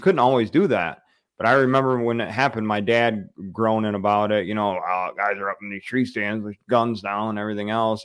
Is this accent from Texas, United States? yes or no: no; the Thumb, Michigan, United States; I grew up in the Thumb. So I'm a East Sider